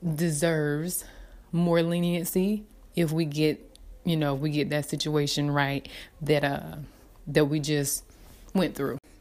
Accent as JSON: {"language": "English", "town": "Dillon", "region": "South Carolina", "country": "United States", "said": "I am from Dillon, South Carolina, so I um, am a country girl. Um, raised by my grandparents"}